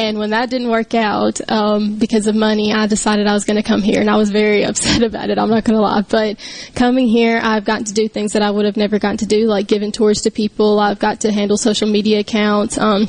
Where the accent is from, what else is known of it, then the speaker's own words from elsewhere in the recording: Alabama, United States; I am from Alabama. I'm like 30 minutes away from here.